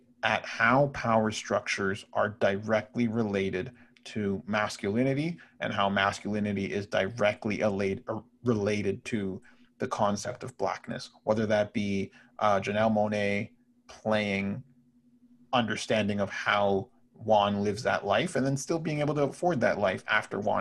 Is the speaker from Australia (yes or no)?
no; Brampton, Ontario, Canada; I grew up in Brampton